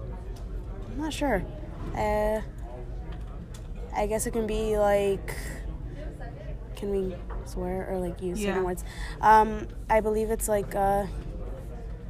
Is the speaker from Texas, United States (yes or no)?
no; Menlo Park, California, United States; now in Chico, United States; I am from Menlo Park, and this is my fourth year at CSU Chico